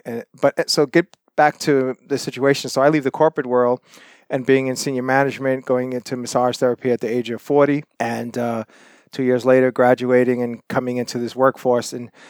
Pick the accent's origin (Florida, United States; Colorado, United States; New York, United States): New York, United States; Brooklyn; moved away as an adult; now in Toronto, Canada; I'm originally from New York City, Brooklyn, New York. Lived in Toronto and suburb areas for quite a long time. I moved to Toronto in 94